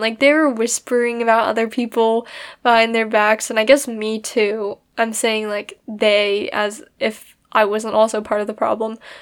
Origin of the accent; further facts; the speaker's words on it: United States; I'm Chinese American